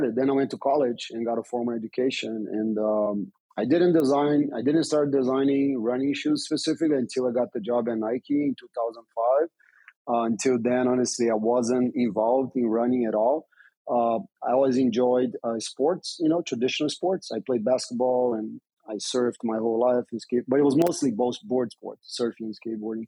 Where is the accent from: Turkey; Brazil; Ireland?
Brazil; also born or lived in United States; I'm a former pro skater from Brazil. I was born in Brazil, became a U.S. citizen, so I have dual citizenship.